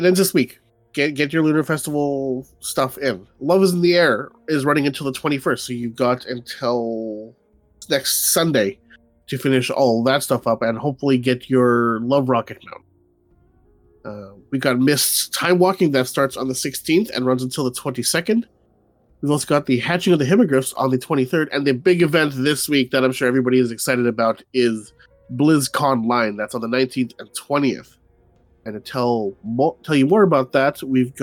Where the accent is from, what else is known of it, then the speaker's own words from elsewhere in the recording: Winnipeg, Manitoba, Canada; my hometown of Winnipeg, Manitoba.